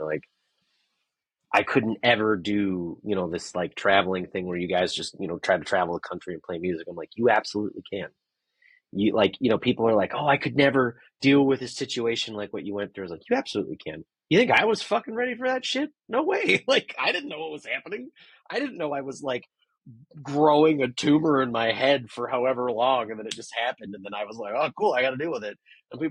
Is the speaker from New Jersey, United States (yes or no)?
no; Chicago, Illinois, United States; Chicago, I don't know, as far as I'm concerned, is the greatest metropolitan city in America.